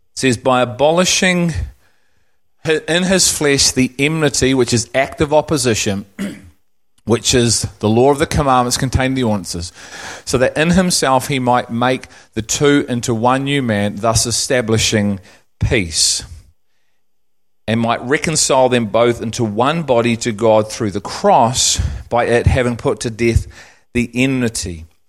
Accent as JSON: {"language": "English", "region": "England", "country": "United Kingdom", "moved": "yes", "lives_now": "New Zealand", "said": "I'm English"}